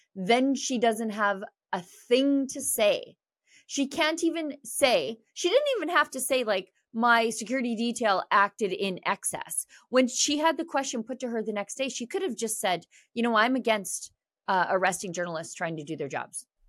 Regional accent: Fort Saskatchewan, Alberta, Canada; I'm from Fort Saskatchewan

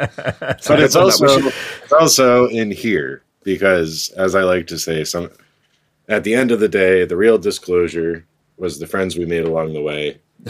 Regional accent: United States; my home country

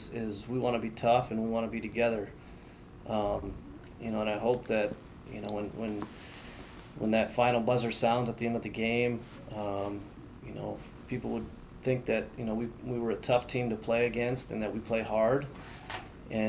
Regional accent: Minneapolis–Saint Paul, Minnesota, United States; I grew up in the Twin Cities, as did my wife

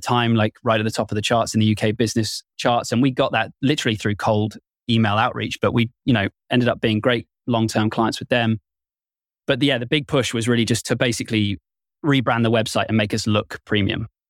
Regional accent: United Kingdom; I'm very British

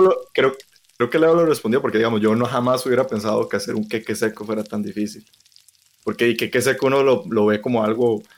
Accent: Costa Rica; como ticos deberíamos saber cocinar

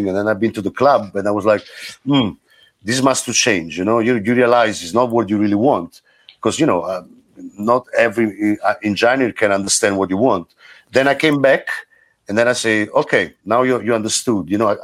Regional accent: Caserta, Campania, Italy; also born or lived in Naples; I grew up in Napoli. Scene. I'm from Caserta, but the scene, the music scene was in Napoli

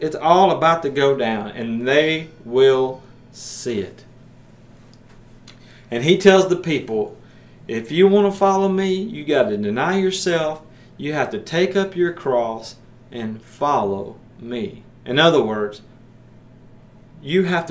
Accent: Maryville, Tennessee, United States; here in Maryville, my hometown

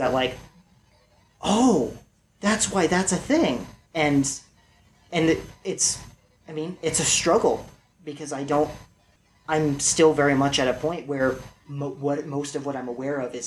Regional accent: California, United States; I was born in California

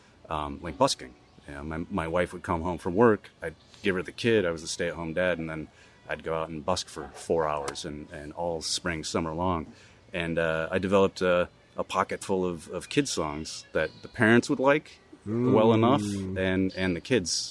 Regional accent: Ann Arbor, Michigan, United States; growing up in Ann Arbor

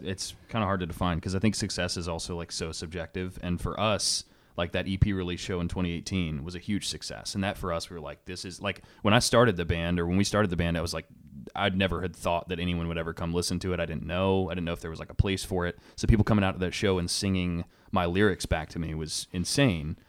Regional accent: Salem, Virginia, United States; moved away as an adult; also born or lived in Harrisonburg, Virginia; now in Richmond, United States; I grew up in Southwest Virginia

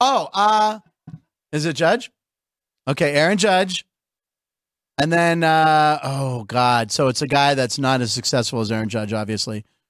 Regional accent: Pittsburgh, Pennsylvania, United States; my hometown of Pittsburgh

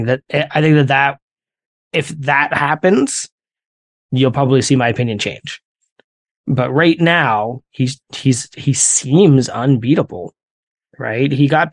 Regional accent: Canada; I'm Canadian.

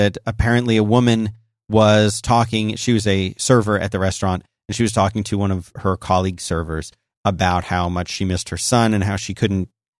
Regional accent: Philadelphia, Pennsylvania, United States; now in Austin, United States; I grew up in Philadelphia. It's cold.

